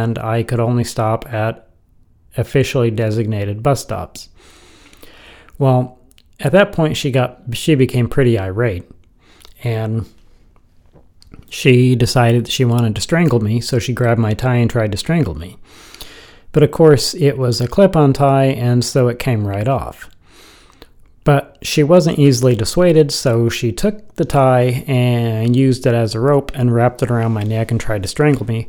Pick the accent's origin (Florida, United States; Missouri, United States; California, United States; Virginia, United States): Missouri, United States; moved away; also born or lived in Pocatello, Idaho / Lincoln, Nebraska; I'm originally from Missouri, and that I just came home